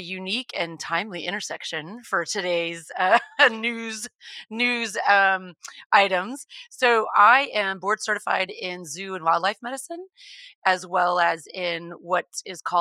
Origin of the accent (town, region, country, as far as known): Texas, United States; born or raised there